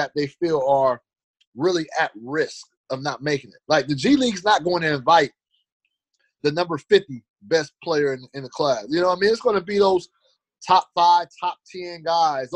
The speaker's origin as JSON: {"language": "English", "town": "Fresno", "region": "California", "country": "United States", "tie": "born or raised there", "said": "My hometown"}